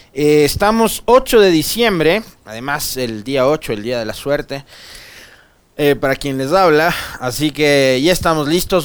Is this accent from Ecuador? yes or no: yes; San Miguel, Bolívar, Ecuador; yo no soy de Guaranda, mi familia tampoco, somos de San Miguel pero sí de la provincia de Bolívar